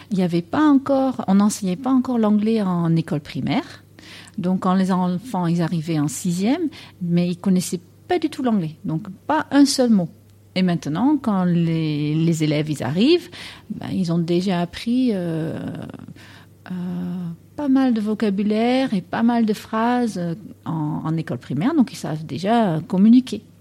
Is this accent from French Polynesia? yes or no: no; Netherlands; French is a second language; moved away as an adult; now in France; tu as bien entendu que j'ai un accent. Je viens des Pays-Bas.